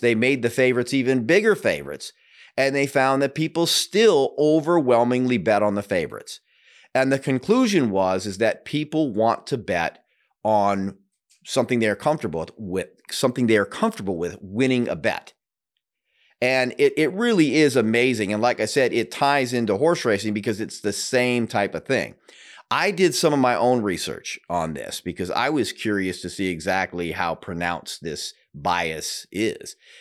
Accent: Seattle, Washington, United States; also born or lived in Denver; now in Florida, United States; I'm originally from Seattle, but lived in Denver for many years and am fairly new to Florida

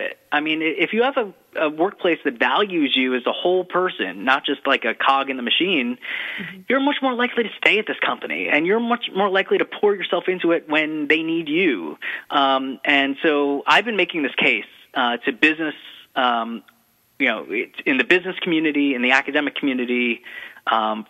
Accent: New York, United States; being a New Yorker

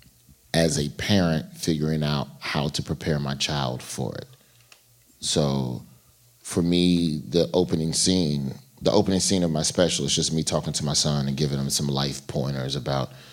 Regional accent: Birmingham, Alabama, United States; I'm from Birmingham, Alabama

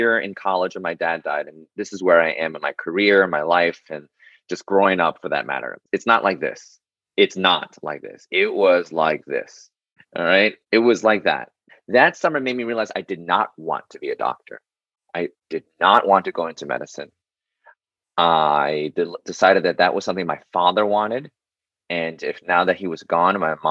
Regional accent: New York City, New York, United States; I was born and raised in New York City

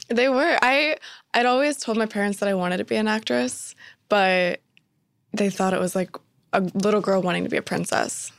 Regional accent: Spokane, Washington, United States; I was born and raised in Spokane, Washington, which is a smaller city on the border of Washington and Idaho State

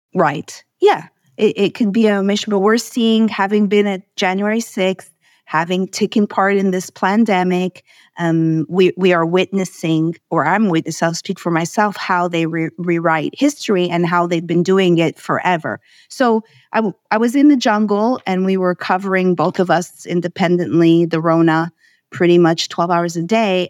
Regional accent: Montreal, Quebec, Canada; I hail from Montreal, Canada.

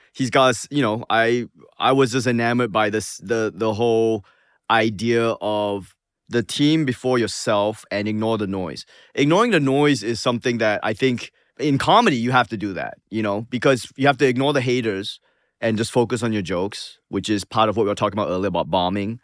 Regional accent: Singapore; moved away; also born or lived in Manchester, New Hampshire; as a Singaporean

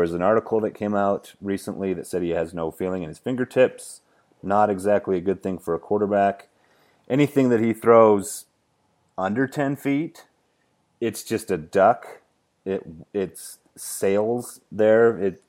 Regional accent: Cheyenne, Wyoming, United States; I'm from Cheyenne, Wyoming, so I'm pretty close.

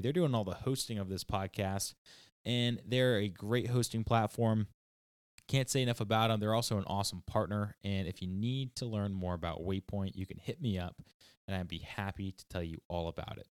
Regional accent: Matunuck, Rhode Island, United States; I grew up down on Matuna Kea off of, um, Park Ave.

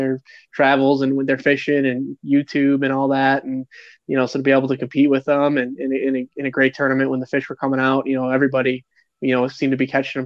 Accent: Chicago, Illinois, United States; moved away as an adult; also born or lived in Missouri / New Orleans, Louisiana; now in St. Louis, United States; I'm originally from the Chicago area.

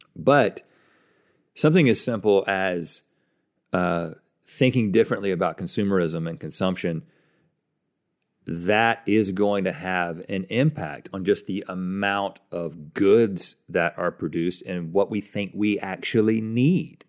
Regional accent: United States

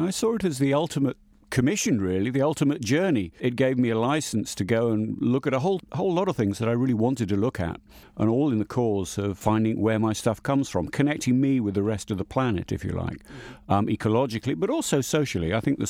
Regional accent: England, United Kingdom; I mean, I am an Englishman. I eat in an Indian restaurant in England every Saturday night, pretty much.

